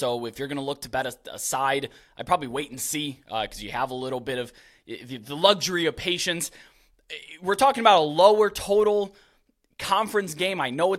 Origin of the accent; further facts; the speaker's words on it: Ohio, United States; the great state of Ohio, my home state.